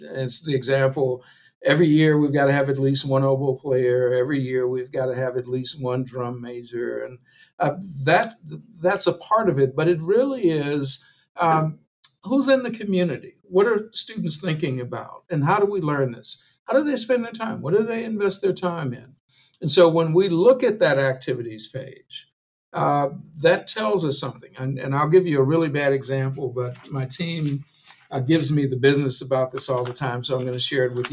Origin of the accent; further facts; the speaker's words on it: Chicago, Illinois, United States; moved away as an adult; now in Madison, United States; Having been born and raised in Chicago